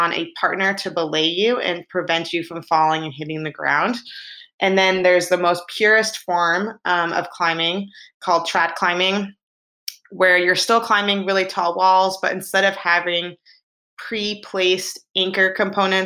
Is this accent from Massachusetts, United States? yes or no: yes; Boston, Massachusetts, United States; I grew up in Boston, Mass, in a small suburb